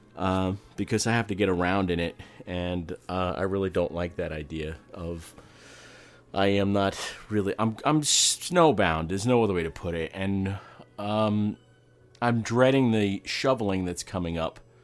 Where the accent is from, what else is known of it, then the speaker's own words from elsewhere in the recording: Amityville, New York, United States; I was born in Amityville on Long Island